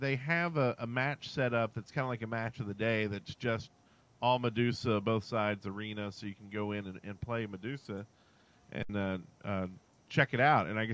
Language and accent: English; the South, United States; I'm from the South